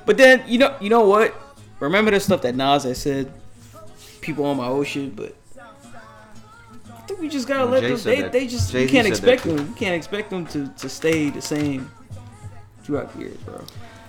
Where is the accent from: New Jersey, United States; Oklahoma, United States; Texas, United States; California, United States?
Oklahoma, United States